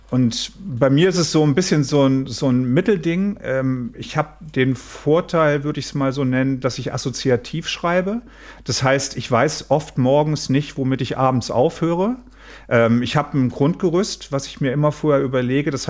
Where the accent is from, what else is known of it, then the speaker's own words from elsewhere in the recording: Mülheim, North Rhine-Westphalia, Germany; also born or lived in Nordfriesland; ich komme ja aus Nordfriesland und da spielt auch ähm, Sörensen. Das ist für mich, obwohl ich in Mülheim groß geblieben bin, immer meine Heimat geblieben.